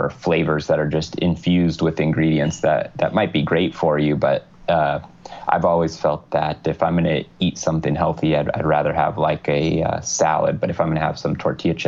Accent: Southern California, United States; growing up in Southern California, Spanish really wasn't a problem

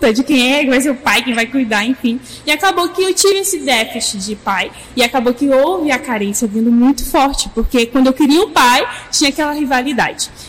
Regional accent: Minas Gerais, Brazil; also born or lived in near São Paulo; gente, eu sou mineira e por isso talvez vocês vão achar estranho um sotaque misturado aí, né?

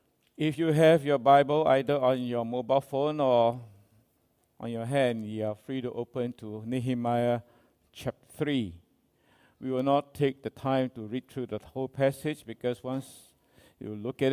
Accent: Singapore

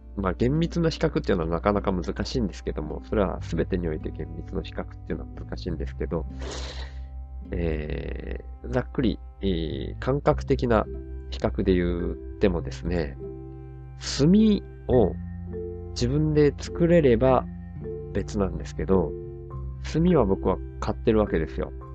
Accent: Miyazaki, Japan; 宮崎の生まれ育ちなんですけど

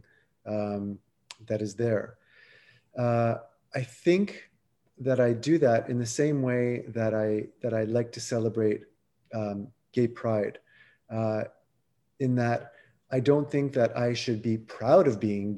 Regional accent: Montreal, Quebec, Canada; I growing up in Montreal

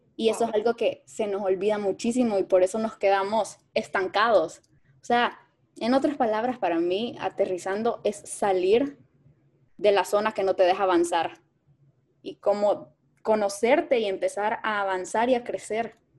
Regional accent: El Salvador; moved away; also born or lived in Mexico; Yo soy salvadoreña, estudié en México

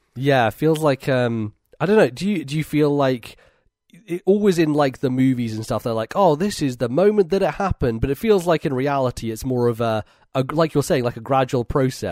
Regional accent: Edinburgh, Scotland, United Kingdom; I'm back home in Edinburgh, in my hometown

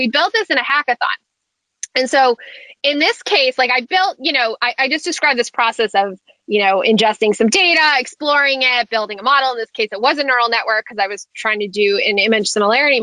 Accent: New Hampshire, United States; I grew up in New Hampshire

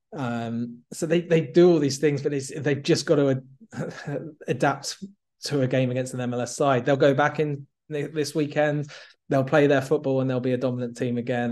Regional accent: England, United Kingdom; as an Englishman

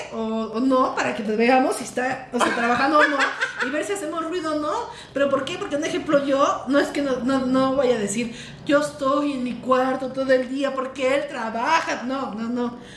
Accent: Mexico; moved away as an adult; now in Mexico City, Mexico; de mi pueblo aquí a la ciudad

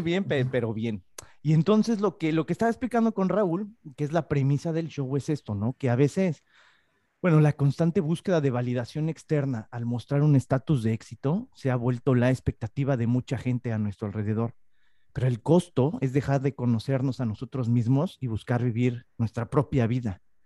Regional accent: Mexico; now in Spain; yo soy mexicano

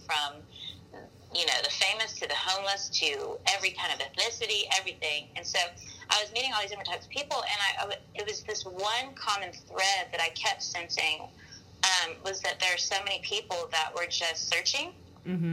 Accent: Mobile, Alabama, United States; moved away as an adult; also born or lived in Birmingham, Alabama; now in Los Angeles, United States; I'm from Mobile originally, born and raised, and I um, I am a Southern girl at heart

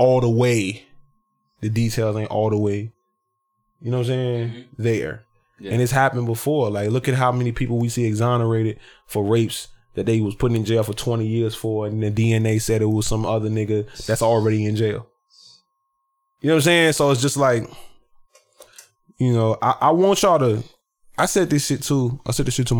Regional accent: the South, United States; I'm being from the South

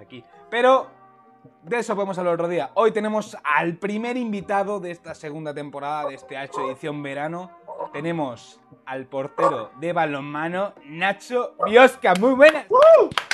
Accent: Castilla-La Mancha, Spain; diré el manchego

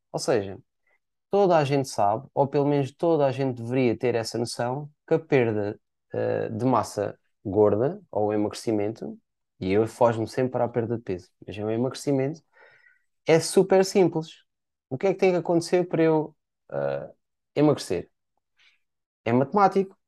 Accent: Portimão, Algarve, Portugal; eu sou cá natural de Portimão

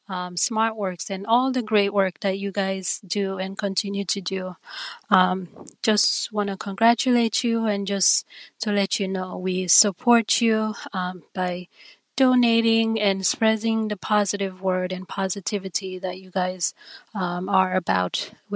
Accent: Sierra Leone; moved away as an adult; now in United States; I was born in the Commonwealth country of Sierra Leone, but have been in the United States for a couple of years, so I'm officially an American.

